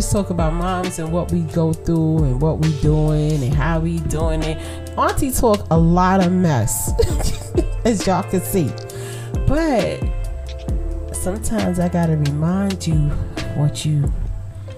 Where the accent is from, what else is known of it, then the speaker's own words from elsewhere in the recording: New York City, New York, United States; I'm from Brooklyn